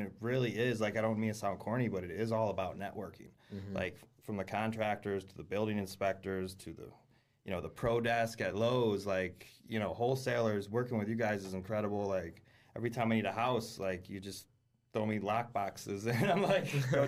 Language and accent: English; New York, United States; also born or lived in Michigan; Well, actually, I was born in Michigan. But I grew up in upstate New York, basically.